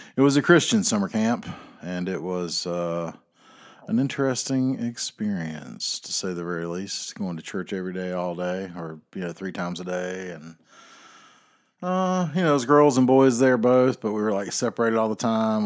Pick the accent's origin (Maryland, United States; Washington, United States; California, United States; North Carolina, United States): North Carolina, United States; I am from North Carolina